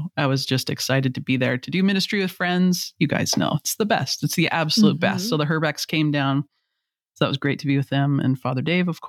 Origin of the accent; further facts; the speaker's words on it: Canada; I'm Canadian